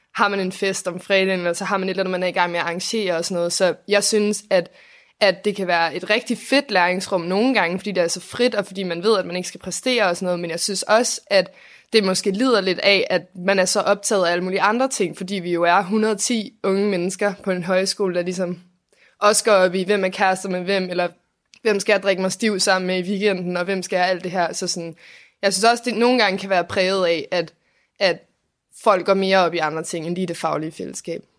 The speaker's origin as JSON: {"language": "Danish", "town": "Copenhagen", "region": "Capital Region of Denmark", "country": "Denmark", "said": "jeg er 20 år, og jeg kommer fra København"}